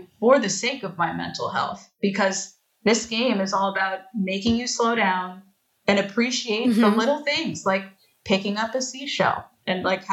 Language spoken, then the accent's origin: English; Long Island, New York, United States; I grew up on Long Island